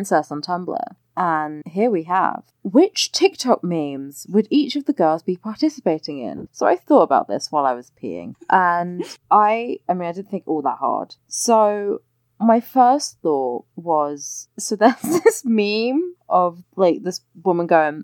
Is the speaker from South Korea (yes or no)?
no; London, United Kingdom; I grew up in London